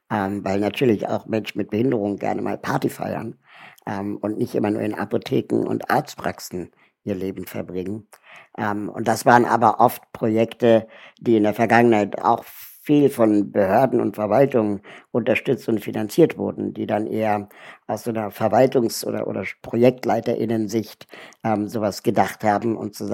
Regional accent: Berlin, Germany; Ich bin 41 Jahre alt äh, und lebe in Berlin ähm, bin hier auch aufgewachsen

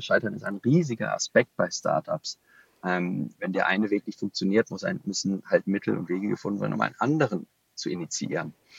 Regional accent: Düsseldorf, North Rhine-Westphalia, Germany; gebürtiger Düsseldorfer

